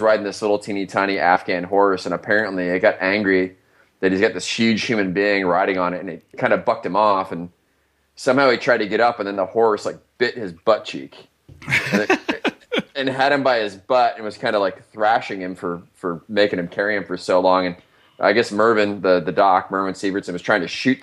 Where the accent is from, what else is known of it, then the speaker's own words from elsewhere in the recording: Iowa, United States; moved away; I'm from Iowa originally